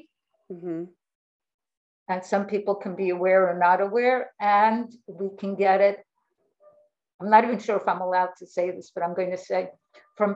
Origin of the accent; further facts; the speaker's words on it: New York, United States; moved away as an adult; also born or lived in Florida; now in Fort Lauderdale, United States; I'm from New York. I now live in Florida